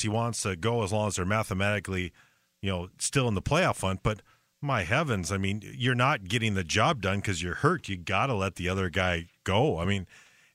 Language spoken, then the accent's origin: English; Minnesota, United States; my hometown team